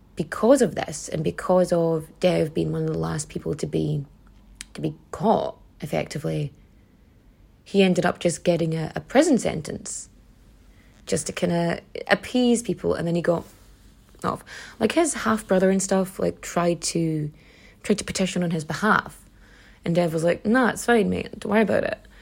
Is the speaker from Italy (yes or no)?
no; Donegal, Ulster, Ireland; that's not how my dialect pronounces it, because I'm from Donegal.